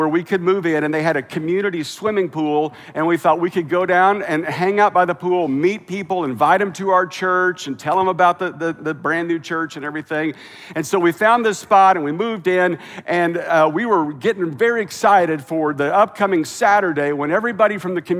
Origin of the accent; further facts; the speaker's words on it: Kansas, United States; moved away as an adult; also born or lived in Oklahoma / Missouri / Lexington, Kentucky / the South; now in California, United States; I was raised in Kansas